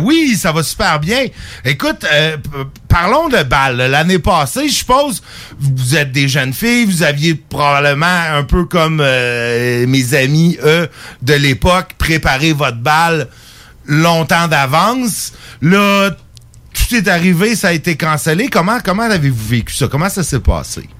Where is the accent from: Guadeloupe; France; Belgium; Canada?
Canada; Saint-Jérôme, Quebec; born or raised there; now in Quebec City, Canada